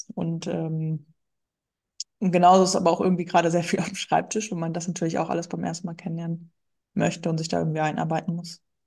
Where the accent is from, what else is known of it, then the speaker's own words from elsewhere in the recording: North Sea coast, Northern Germany, Germany; moved away as an adult; now in Ruhr area, Germany; ich wohne im Ruhrgebiet. Äh, gebürtig komme ich aus Norddeutschland, okay. von der Nordseeküste